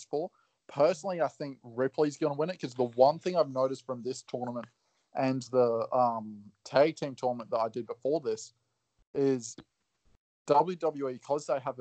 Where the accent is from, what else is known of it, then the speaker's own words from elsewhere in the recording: Australia; I'm Aussie